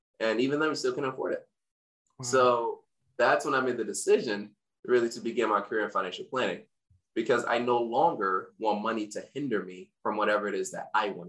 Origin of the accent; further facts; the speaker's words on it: Windsor, Connecticut, United States; also born or lived in Africa / Hartford, Connecticut; we moved from Hartford to Windsor